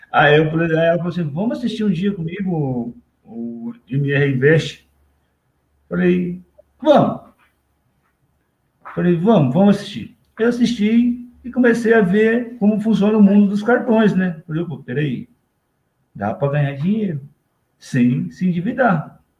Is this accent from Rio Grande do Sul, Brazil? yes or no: no; Curitiba, Paraná, Brazil; nós estamos aqui, como ela já disse, somos de Curitiba aqui, estamos morando em Curitiba, nesse lugar bem quentinho aqui, né?